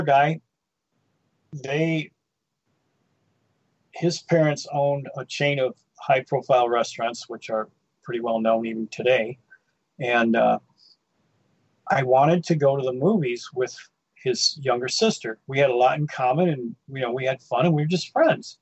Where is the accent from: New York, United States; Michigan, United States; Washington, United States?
Michigan, United States; Livonia; Growing up in Livonia, I lived in Dutch Mill Farms, which is a blue collar auto working place